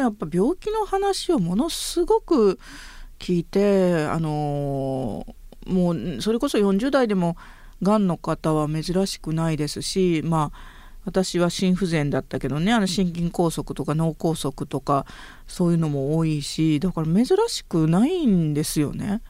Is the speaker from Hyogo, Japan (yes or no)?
yes; northern Hyogo Prefecture, Japan; 私は出身兵庫県の北部です